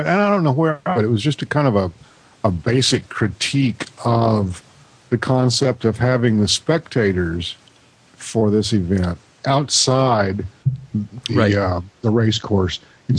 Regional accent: Midwest, United States; I was born and raised in the Midwest also, and probably in miles about as close as you to Indianapolis.

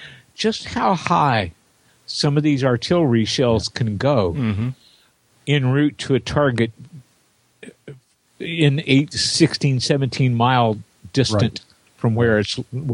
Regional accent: near Jefferson Proving Ground, Indiana, United States; near where I grew up was Jefferson Proving Ground.

